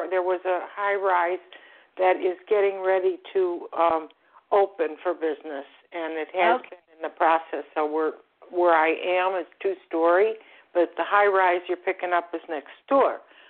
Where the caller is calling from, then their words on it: Florida, United States; I'm also from Florida, South Florida. We had quite a bit of rain, but no hurricanes.